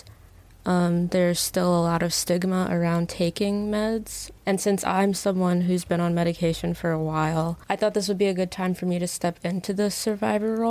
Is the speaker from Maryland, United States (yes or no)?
yes; Baltimore, Maryland, United States; now in San Francisco Bay Area, United States; I'm from Baltimore, Maryland, but we currently live in the Bay